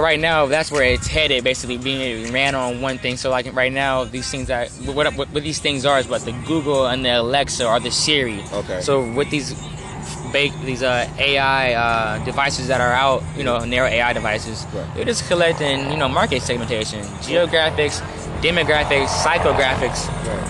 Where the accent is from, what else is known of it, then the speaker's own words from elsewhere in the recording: Oakland, California, United States; I'm from um, Oakland, California.